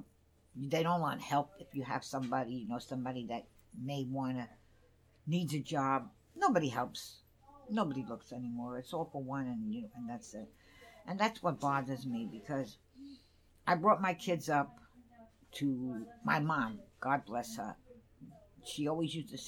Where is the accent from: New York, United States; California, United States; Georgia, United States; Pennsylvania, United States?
New York, United States; New York City; I grew up on Throop Avenue